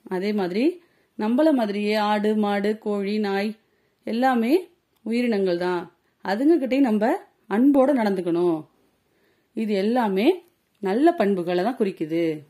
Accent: India

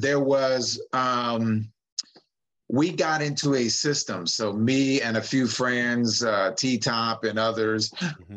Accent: San Francisco, California, United States; I'm just a San Francisco man that grew up in the city. I grew up in the West Side projects

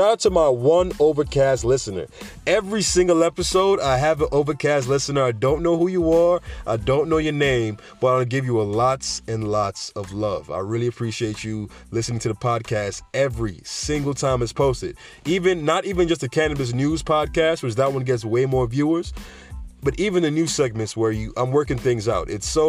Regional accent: New York, United States; I'm a guy from New York that loves to joke and tell jokes. And like many people's reputation in New York, they talk a lot, right?

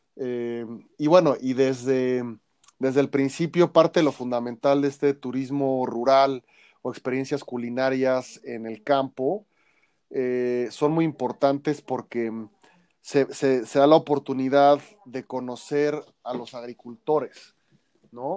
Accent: Mexico City, Mexico; nuestra identidad cultural como chilangos, como mexicanos

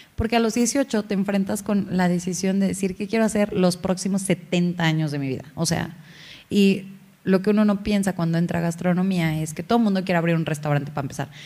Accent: Hidalgo, Mexico; yo soy mexa, soy de Hidalgo

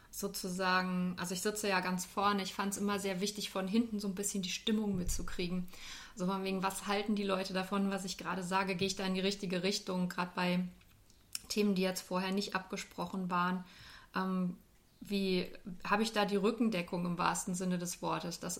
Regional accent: North Rhine-Westphalia, Germany; moved away as an adult; now in Dieburg, Germany; Ich bin noch nicht ganz so lange in Dieburg. Ich komme ursprünglich aus dem Ruhrgebiet, aus einer kleinen Stadt äh, zwischen Essen und Düsseldorf und bin so vor knapp 20 Jahren nach Hessen gezogen

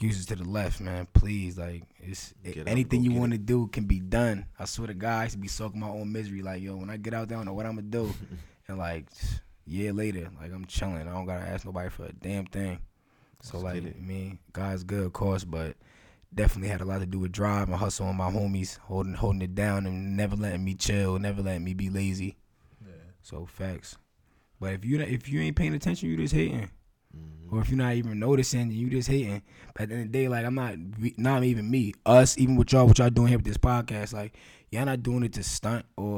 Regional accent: Long Island, New York, United States; growing up in Long Island, like I was like real big, like on the skate scene when I was a kid.

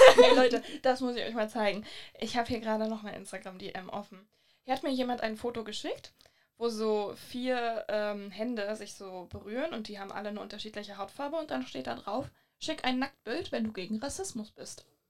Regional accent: Hamburg, Germany; woher kommst du denn? Und dann meinte ich halt so, ja, Hamburg

